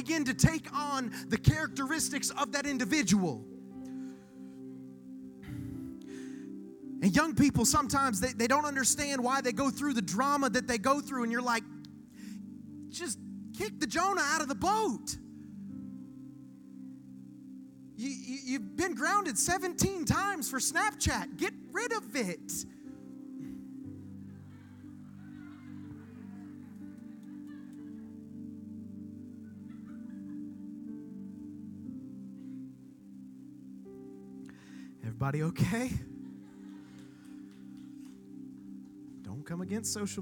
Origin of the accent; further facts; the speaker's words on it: Okeechobee, Florida, United States; now in Vero Beach, United States; I'm born and raised in Okeechobee, Florida